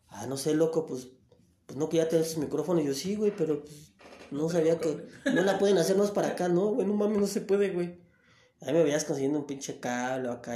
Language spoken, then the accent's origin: Spanish; Tapachula, Chiapas, Mexico; de ahí de mi tierra, de Tapachula